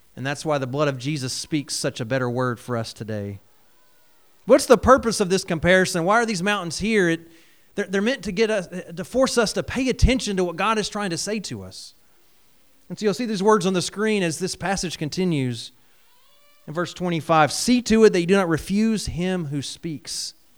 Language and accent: English; Georgia, United States; moved away; I grew up in Georgia, uh, and then have moved around a couple different places in ministry